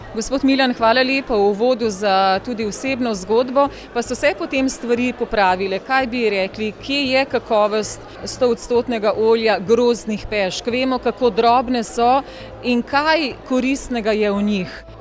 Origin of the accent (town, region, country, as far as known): Slovenia